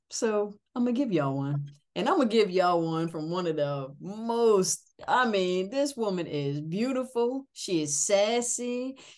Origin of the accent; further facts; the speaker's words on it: New England, United States; I'm from New England, but I don't have a New England accent. I never have.